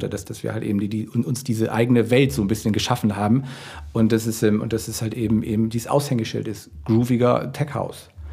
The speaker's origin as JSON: {"language": "German", "region": "Hamburg", "country": "Germany", "said": "wir kommen aus Hamburg, wir wohnen, leben und äh, walten hier in Deutschland"}